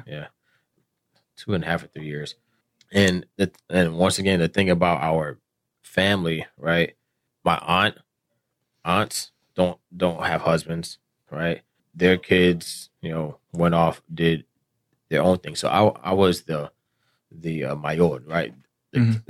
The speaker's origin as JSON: {"language": "English", "region": "South Florida", "country": "United States", "tie": "born or raised there", "said": "I grew up in South Florida"}